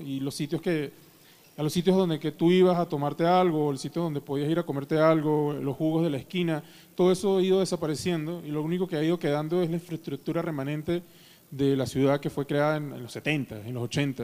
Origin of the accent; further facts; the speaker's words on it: Caracas, Capital District, Venezuela; moved away as an adult; now in Mexico City, Mexico; yo crecí toda mi vida en Caracas